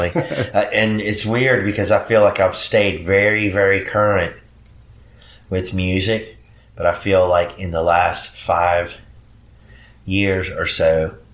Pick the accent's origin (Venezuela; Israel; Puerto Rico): Puerto Rico; English is a second language; now in United States; when I first moved to the United States, I came here from Puerto Rico, mm-hmm. and I didn't speak English real well at first.